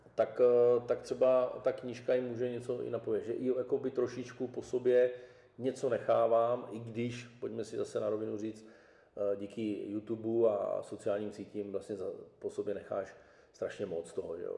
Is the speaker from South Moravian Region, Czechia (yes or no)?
yes; Brno, South Moravian Region, Czechia; z paneláku jsem vyrůstal v Židednicích